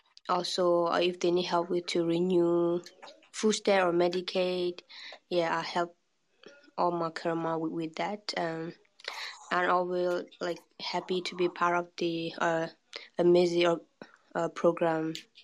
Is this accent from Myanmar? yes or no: yes; Myanmar; English is a second language; now in Georgia, United States; I'm from Burma.